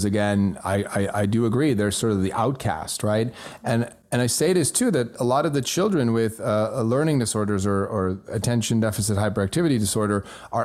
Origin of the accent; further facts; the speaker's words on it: Switzerland; first language German; English is a second language; moved away; I grew up in Switzerland, so my native tongue is German